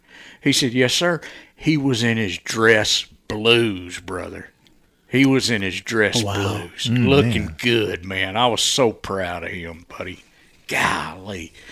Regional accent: Chattanooga, Tennessee, United States; I grew up in East Lake Courts, 2438 Fourth Avenue.

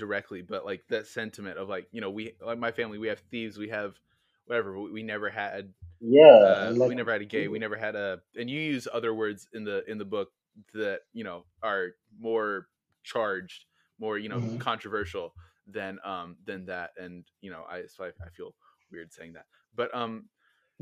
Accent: Oklahoma, United States; I'm from Oklahoma

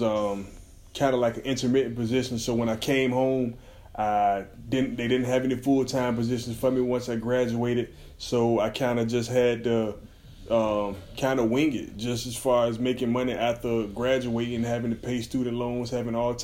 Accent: Portsmouth, Virginia, United States; Pretty much born and raised in Virginia, Portsmouth, Virginia, 757 Tidewater

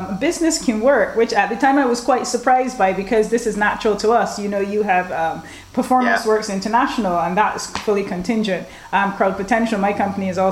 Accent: Barbados; I'm from Barbados

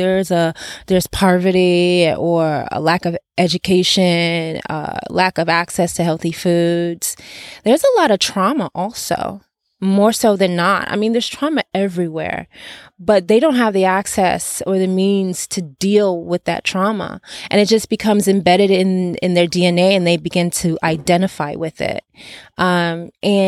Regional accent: Detroit, Michigan, United States; also born or lived in Nigeria; now in Los Angeles, United States; I'm originally from Detroit

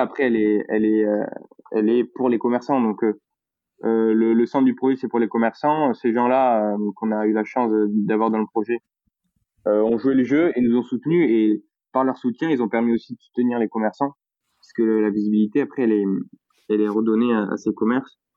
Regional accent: Toulouse, Occitania, France; accent: Toulouse; je suis fier d'être toulousain et, et je cache pas mon accent

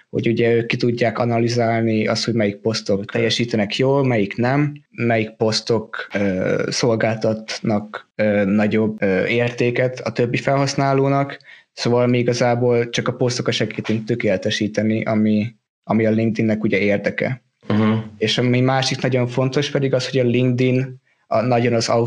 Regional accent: Hungary; moved away as an adult; now in Denmark; Hát én ugye Magyarországról jöttem Dániába, körülbelül négy és fél éve ide jöttem tanulni

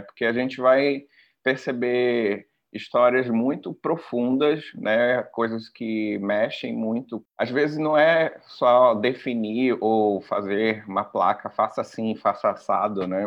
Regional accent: Parintins, Amazonas, Brazil; also born or lived in Manaus; eu nasci em Manaus, mas me criei no, em, no, em Parintins, no interior, em escola pública, et cetera, né? E aí depois eu retorno pra Manaus

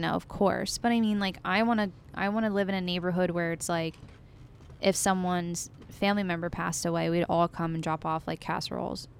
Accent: United States; a woman growing up in America

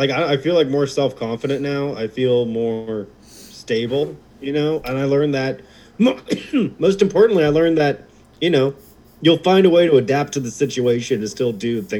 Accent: New York City, New York, United States; Hey, I'm a New Yorker.

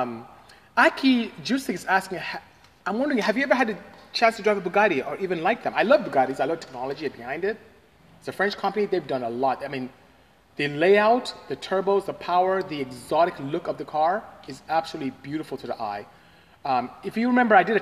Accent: Nigeria; I am Nigerian. I'm from West Africa, Nigeria, to the exact coastal West Africa

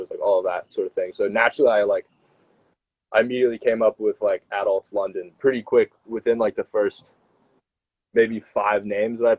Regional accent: United States; So I'm I'm American originally.

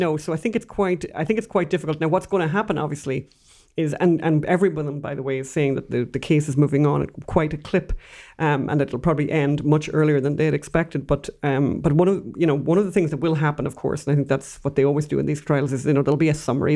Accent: Ireland; We're Irish.

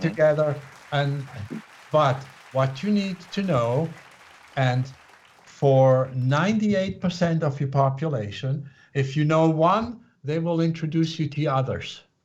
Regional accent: Switzerland; moved away as an adult; now in United States; I was born in Switzerland to a family that was very uh, left brain, linear, logical

